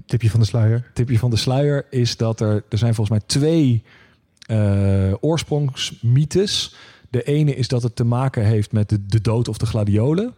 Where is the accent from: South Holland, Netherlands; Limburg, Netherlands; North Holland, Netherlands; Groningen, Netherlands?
South Holland, Netherlands; The Hague; accent: Haags; mijn eh, native Haagse